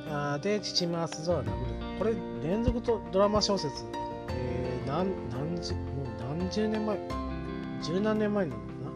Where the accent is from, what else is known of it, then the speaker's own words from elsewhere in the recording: Oita, Japan; accent: Oita dialect; 僕の住んでる大分県